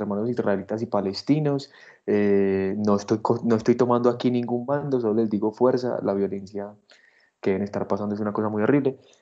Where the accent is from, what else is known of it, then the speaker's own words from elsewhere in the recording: Colombia; que somos colombianos, que estamos ganando desde Colombia